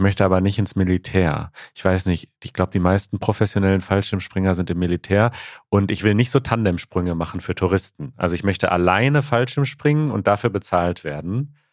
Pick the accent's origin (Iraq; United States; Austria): United States; German is a second language; ich komme aus den USA